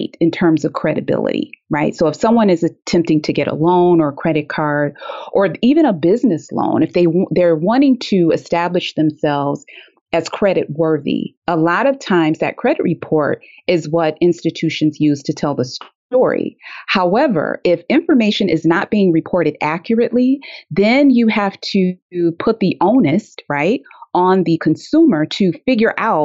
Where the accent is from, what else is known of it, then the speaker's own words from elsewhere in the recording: Detroit, Michigan, United States; living in Detroit, growing up in Detroit